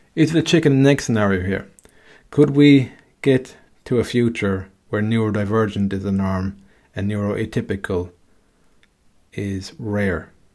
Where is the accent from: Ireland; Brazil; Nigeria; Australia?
Ireland; me growing up in Ireland